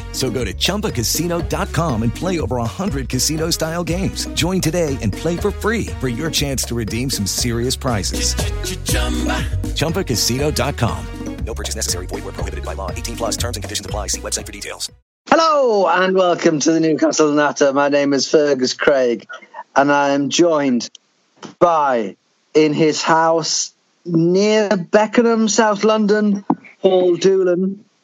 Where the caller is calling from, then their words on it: St. Lucia; I am recording from St. Lucia.